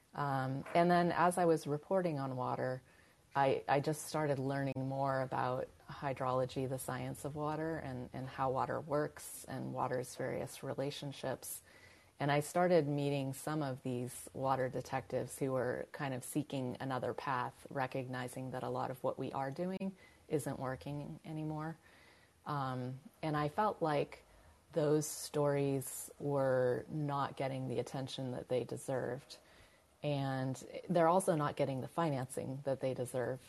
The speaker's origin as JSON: {"language": "English", "region": "California", "country": "United States", "tie": "born or raised there", "said": "I'm from California, uh, where water is kind of a, a, ingrained obsession"}